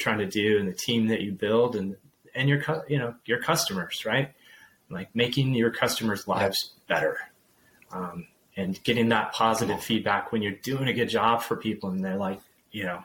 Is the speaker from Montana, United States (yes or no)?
yes; Whitefish, Montana, United States; now in North Idaho, United States; I grew up in Whitefish, Montana